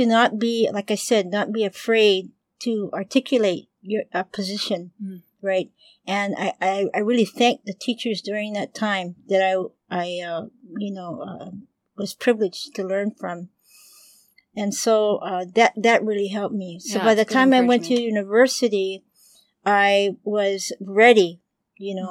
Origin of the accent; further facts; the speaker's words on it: Honolulu, Hawaii, United States; also born or lived in Oakland, California / Berkeley, California / San Francisco area; We moved home to Oahu, and we moved back to our residence, which is in Kaimuki. And that's where my dad built a house and where our family grew. I went to Sacred Hearts Academy